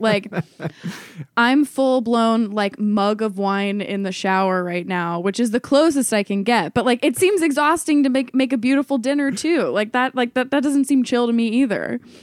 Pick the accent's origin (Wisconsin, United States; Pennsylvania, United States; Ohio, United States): Ohio, United States; moved away as an adult; also born or lived in New York; I'd been going back and forth between New York and Ohio, where I'm from